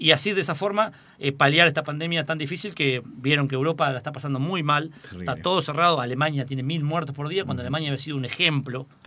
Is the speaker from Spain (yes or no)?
no; General Alvear, Buenos Aires Province, Argentina; soy de Alvear